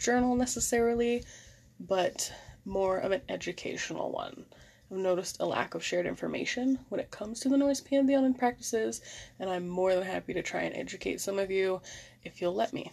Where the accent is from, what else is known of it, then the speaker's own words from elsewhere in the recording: Maine, United States; my home state of Maine